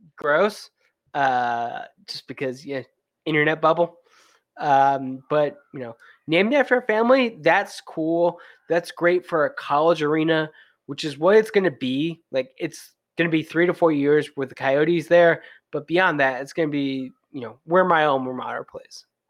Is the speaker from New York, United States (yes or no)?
yes; Western New York, United States; I'm from Western New York